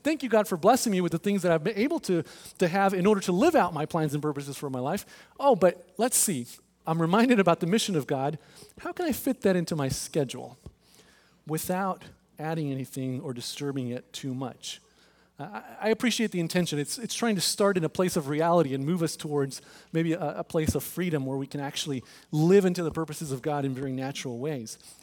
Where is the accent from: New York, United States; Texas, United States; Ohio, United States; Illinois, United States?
Texas, United States; now in Overland Park, United States; I'm from Texas. I'm a Rangers guy